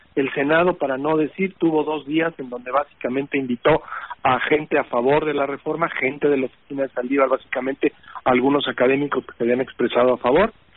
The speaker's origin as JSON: {"language": "Spanish", "country": "Mexico"}